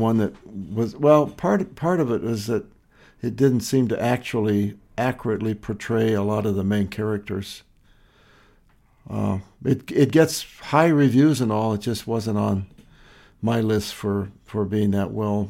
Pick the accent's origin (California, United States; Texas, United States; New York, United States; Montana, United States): Montana, United States; also born or lived in Lewistown, Montana; growing up in Montana in the Rocky Mountains, and in Montana, we have 9 reservations.